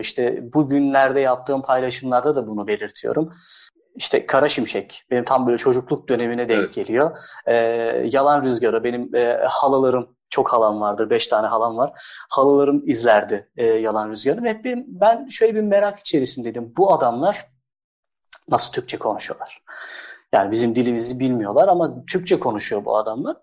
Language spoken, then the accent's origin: Turkish; Erzurum, Turkey; also born or lived in Istanbul; now in Bursa, Turkey; 1986 aslında Erzurum doğumluyum